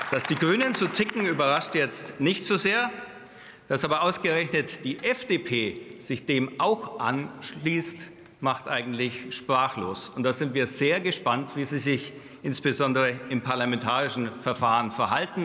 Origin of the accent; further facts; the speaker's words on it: Bavaria, Germany; als Bayer